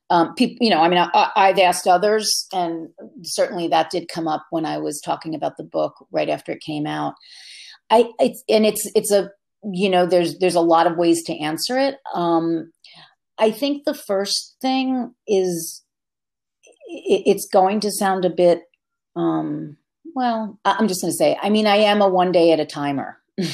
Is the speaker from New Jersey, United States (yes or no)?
yes; Jersey Shore, New Jersey, United States; now in Hudson Valley, United States; my family's still all on the Jersey Shore